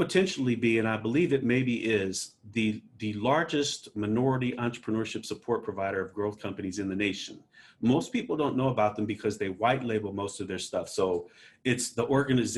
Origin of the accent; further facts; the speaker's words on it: Omaha, Nebraska, United States; I'm from Omaha, Nebraska. I work for the Kansas City Fed